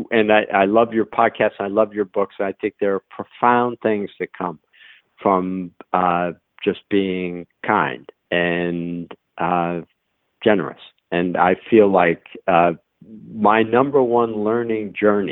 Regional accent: New England, United States; moved away as an adult; now in Atlanta, United States; I come from New England, and even though I've lived in Atlanta for the last 18 years, but I come from New England, and we have a phrase, we call things wicked good

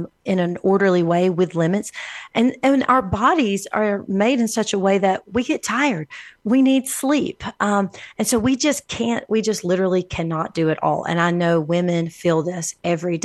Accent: Alabama, United States; now in El Paso, United States; I'm from Alabama

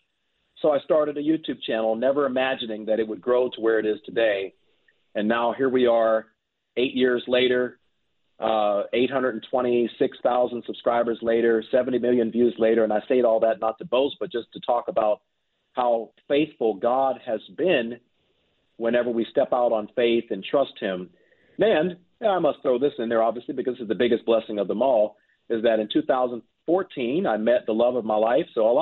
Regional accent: Pittsburgh, Pennsylvania, United States; moved away

